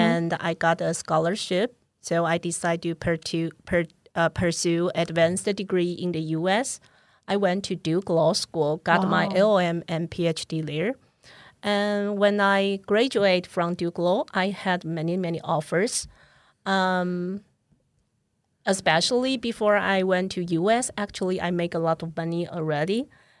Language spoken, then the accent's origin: English; Taipei, Taiwan; now in Hsinchu, Taiwan; So I decided to come back and move to Hsinchu. I grew up in Taipei, and I'm the president of Student Association of Taipei Girls High School.